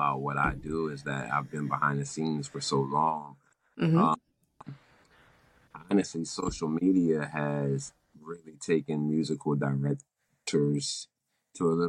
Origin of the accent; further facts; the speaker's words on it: Willingboro, New Jersey, United States; also born or lived in Trenton, New Jersey; growing up in Willingboro, I had my own lawn and grass